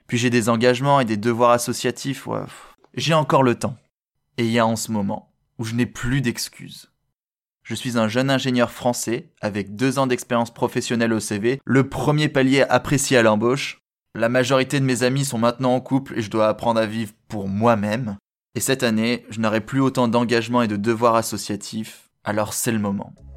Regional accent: France; en tant que Français

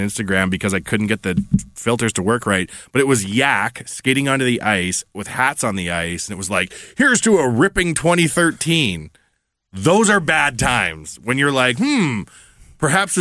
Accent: Edmonton, Alberta, Canada; born or raised there

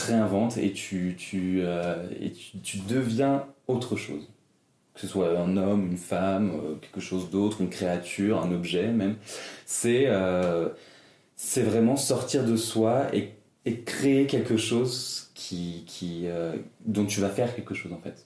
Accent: Brittany, France; Alors moi je suis né en Bretagne, genre plein milieu de la Cambrousse, un bled de, 300 habitants, vraiment la, campagne quoi. Et euh, j'ai fait toute, ma, toute mon enfance là-bas jusqu'à mes 12 ans

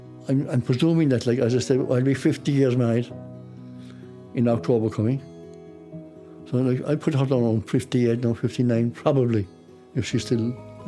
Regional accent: Fermoy, Munster, Ireland; I was born and bred in Fermoy, County Cork.

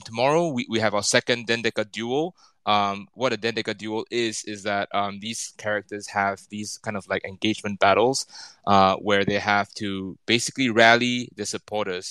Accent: Singapore; moved away as an adult; now in Tokyo, Japan; I'm Singaporean, but I've been based in Tokyo for 11 years now

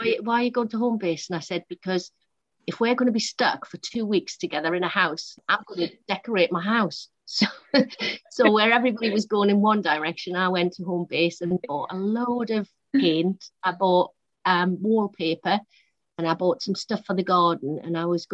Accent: Newcastle upon Tyne, North East England, United Kingdom; moved away as an adult; now in London, United Kingdom; I'm from Newcastle originally, born in Newcastle, and left for London when I was 20

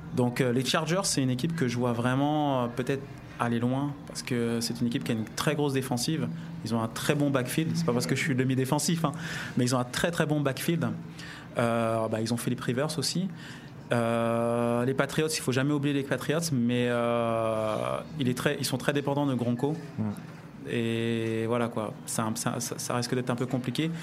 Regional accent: France; on est français

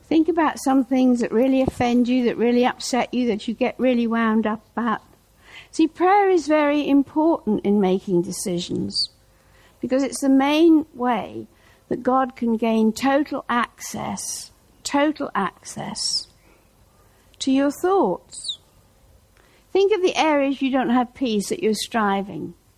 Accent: Norwich, East of England, United Kingdom; moved away; Norwich, my hometown

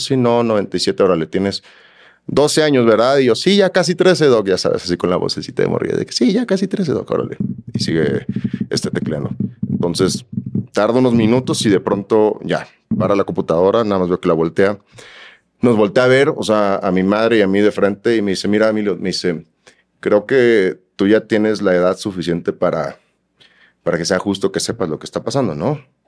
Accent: Chiapas, Mexico; also born or lived in Guadalajara, Jalisco; Somos este, tapatíos de nacimiento y chiapaneco de malcrianza

